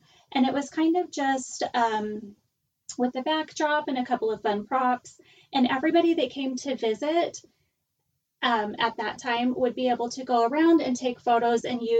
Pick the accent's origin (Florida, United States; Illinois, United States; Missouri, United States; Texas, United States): Florida, United States; Miami; we grew up in Miami